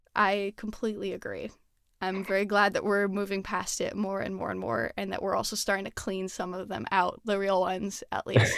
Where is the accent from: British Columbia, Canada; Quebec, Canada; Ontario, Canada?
Quebec, Canada; Montreal; moved away; I'm originally from Montreal, and so, yeah, like, going to the ice skating rink, um, was always a thing that we did